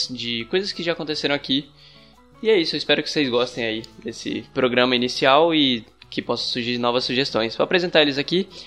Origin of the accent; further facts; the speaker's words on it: Recife, Pernambuco, Brazil; Recife, não, não sou daqui de BH.